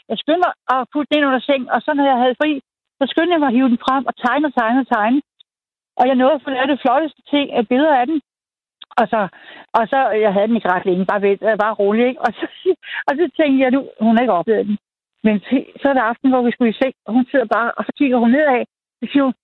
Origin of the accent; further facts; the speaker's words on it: Birkerød, Capital Region of Denmark, Denmark; jeg voksede op ude i Birkerød, Nordsjælland.